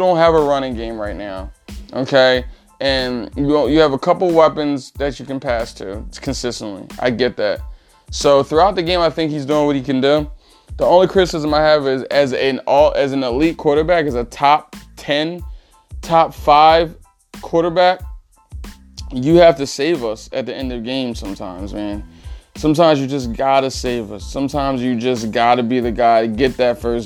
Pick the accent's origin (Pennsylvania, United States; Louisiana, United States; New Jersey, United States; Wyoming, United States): Pennsylvania, United States; Philadelphia; I'm from the Philadelphia area.